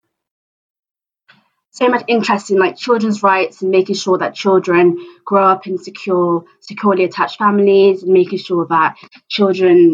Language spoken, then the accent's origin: English; Bristol, South West England, United Kingdom; I'm from Bristol